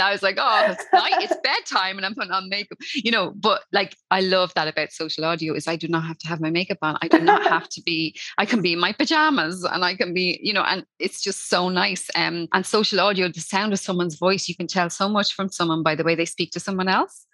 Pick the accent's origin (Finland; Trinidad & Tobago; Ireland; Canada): Ireland; Dublin, Leinster; now in Wexford, Ireland; I'm from Dublin originally, but I moved down the countryside and I live by the sea.